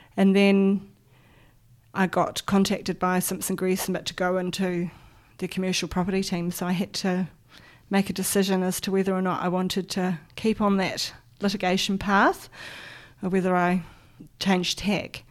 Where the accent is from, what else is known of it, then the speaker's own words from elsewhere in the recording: Auckland, New Zealand; So I grew up on the North Shore in Auckland. Um, was born in a small hospital there